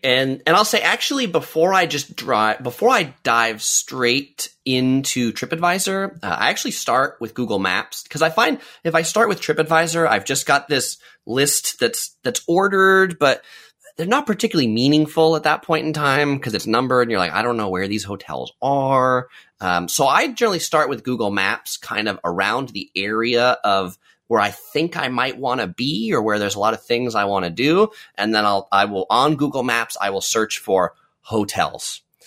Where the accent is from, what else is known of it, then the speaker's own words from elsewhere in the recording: San Diego, California, United States; I grew up in San Diego, which is a pretty, um, dry place